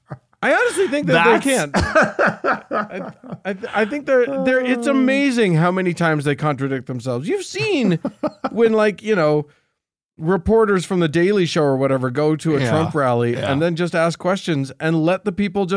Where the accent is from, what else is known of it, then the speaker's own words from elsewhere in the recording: Romania; and I'm from Romania. It's too close to Russia.